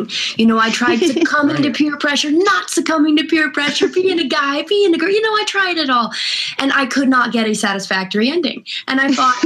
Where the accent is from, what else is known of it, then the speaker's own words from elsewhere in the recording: California, United States; I'm from California